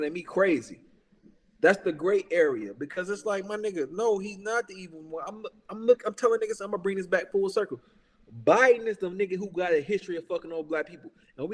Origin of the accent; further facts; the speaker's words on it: Chicago, Illinois, United States; I'm from Chicago